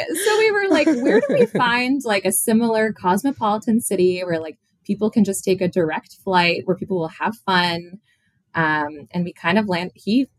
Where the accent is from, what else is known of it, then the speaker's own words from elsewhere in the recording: Chicago, Illinois, United States; now in New York City, United States; I'm originally from Chicago, so very Midwest at heart.